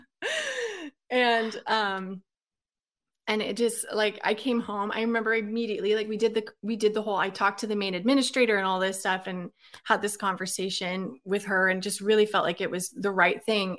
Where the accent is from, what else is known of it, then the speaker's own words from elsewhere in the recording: Oregon, United States; moved away as an adult; I was born and raised in Oregon.